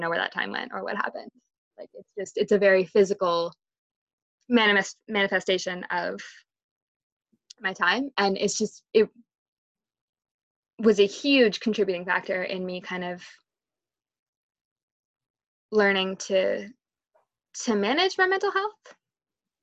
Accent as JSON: {"language": "English", "country": "Canada", "said": "being Canadian"}